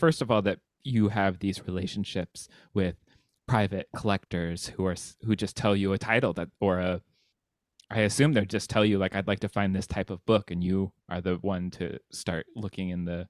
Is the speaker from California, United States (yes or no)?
yes; California, United States; I've been to both I'm from California, that is an incredible book fair.